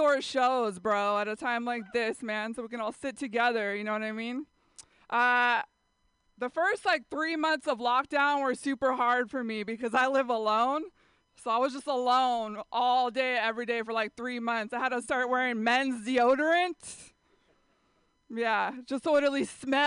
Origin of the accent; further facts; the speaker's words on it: San Jose, California, United States; San Jose, that's where I grew up